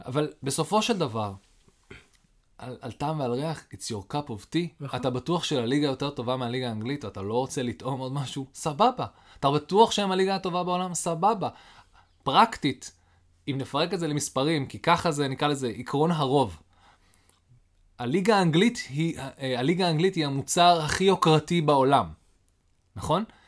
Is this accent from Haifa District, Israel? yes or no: yes; Haifa, Haifa District, Israel; אני גדלתי בחיפה